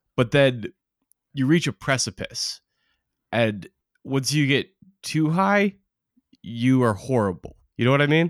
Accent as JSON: {"language": "English", "region": "Oregon", "country": "United States", "tie": "born or raised there", "said": "growing up in Oregon"}